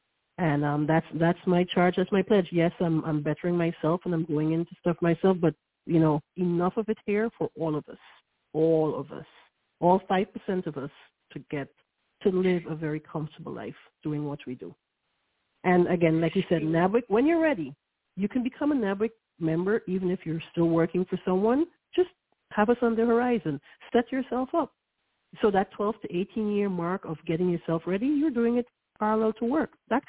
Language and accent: English; New York, United States; don't judge me, I'm a New Yorker